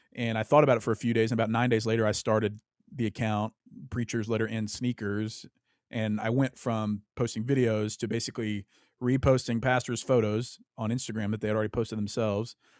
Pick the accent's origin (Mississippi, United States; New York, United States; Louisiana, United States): Louisiana, United States; I grew up in Louisiana, the South